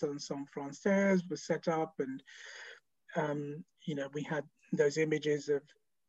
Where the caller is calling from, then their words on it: London, United Kingdom; I'm calling in from South London, so we're all still working from home.